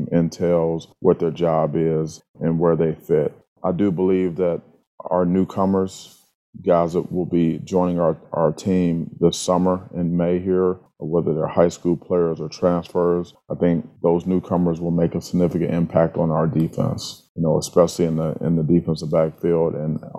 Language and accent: English; Cleveland, Ohio, United States; moved away as an adult; also born or lived in Wisconsin; now in Michigan, United States; growing up in the Midwest, being from Cleveland, playing at Wisconsin